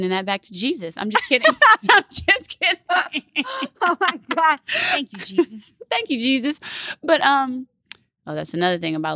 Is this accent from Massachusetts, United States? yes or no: no; Baton Rouge, Louisiana, United States; moved away; Yeah, I'm from Baton Rouge, Rouge Louisiana. Okay. The youngest of five girls